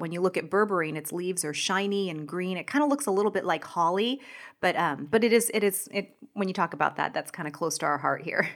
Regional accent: Washington, United States; moved away; I'm from Washington State

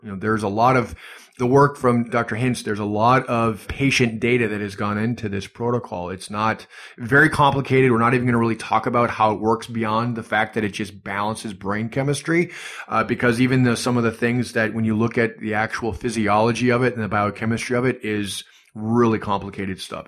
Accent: Superior, Wisconsin, United States; moved away; also born or lived in Duluth, Minnesota; originally from Superior, Wisconsin, but Duluth, Minnesota is right across

